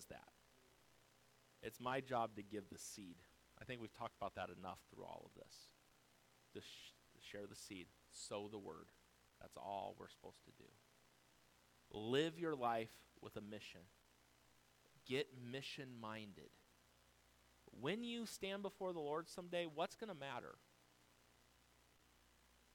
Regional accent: United States; We live here in America

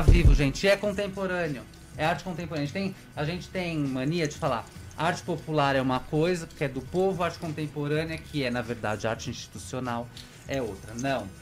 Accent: São Paulo, Brazil; moved away as an adult; now in Maranhão, Brazil; essa é a minha maior impressão como paulistano

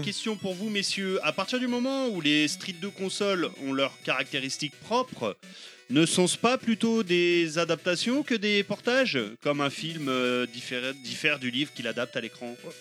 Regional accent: France; je suis français

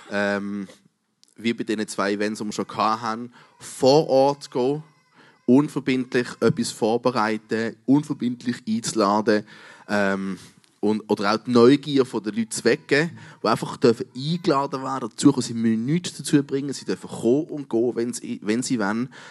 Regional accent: Switzerland; Wir als Schweizer kennen das nicht so wahnsinnig.

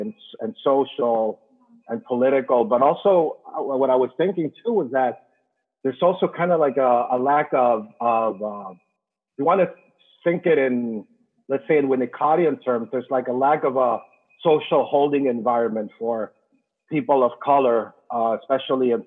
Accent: Venezuela; English is a second language; moved away as an adult; now in United States; I'm an immigrant. I'm from Latin America. I've been here 15 years

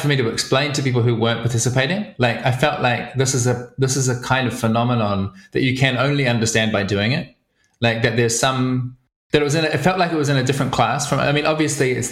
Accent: New Zealand; also born or lived in Wellington; I grew up in New Zealand on a farm, so in the middle of nowhere

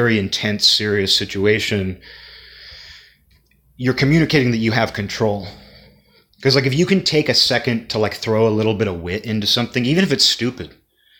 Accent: United States; kid growing up in America

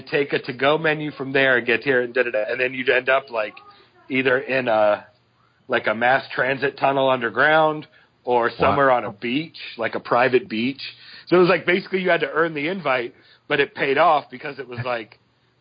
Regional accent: Boston, Massachusetts, United States; moved away; also born or lived in Providence, Rhode Island; I'm originally from Boston

